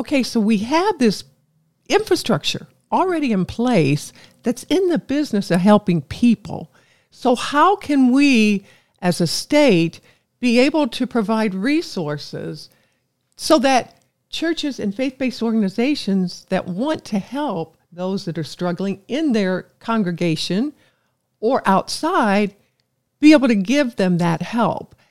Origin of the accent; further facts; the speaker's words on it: Evansville, Indiana, United States; I love my hometown, Evansville